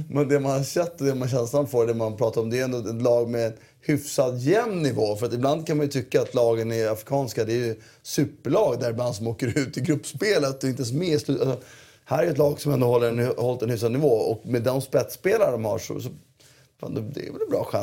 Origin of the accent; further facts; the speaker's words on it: Syria; Jag är från Syrien, inte från USA.